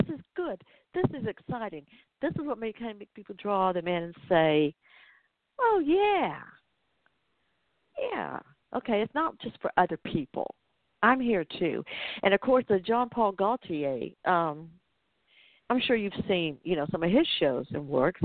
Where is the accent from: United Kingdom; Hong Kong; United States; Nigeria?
United States; Atlanta, Georgia; that's in my hometown